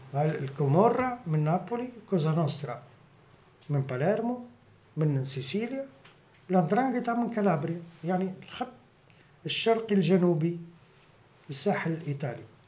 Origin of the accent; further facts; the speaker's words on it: Ksour Essef, Mahdia, Tunisia; also born or lived in Tunis; مولود في تونس ومتربي في قصور السيف